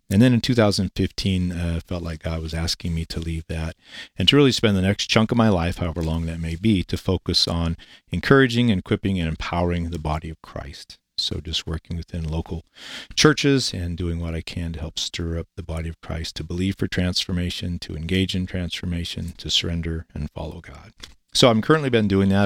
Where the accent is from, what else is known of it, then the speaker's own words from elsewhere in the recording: Eastern Washington, United States; moved away as an adult; also born or lived in Kennewick, Washington / Denver, Colorado; I was born and raised in Eastern Washington. I grew up as a farm boy.